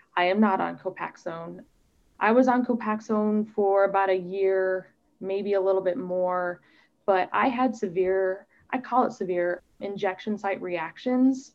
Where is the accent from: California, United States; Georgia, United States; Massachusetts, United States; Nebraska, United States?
Nebraska, United States; Omaha; moved away; I grew up in Omaha, Nebraska